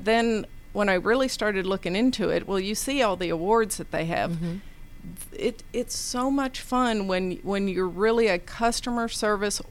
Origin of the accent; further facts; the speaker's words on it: Nashville, Tennessee, United States; moved away as an adult; also born or lived in Knoxville, Tennessee; now in Atlanta, United States; I grew up in Nashville, Tennessee.